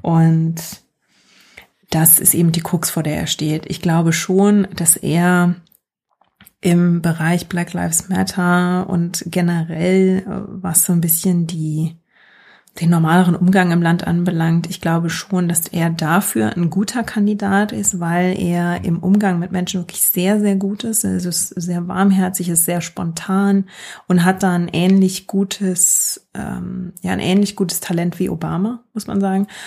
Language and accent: German; Germany; now in United States; ich komme aus Deutschland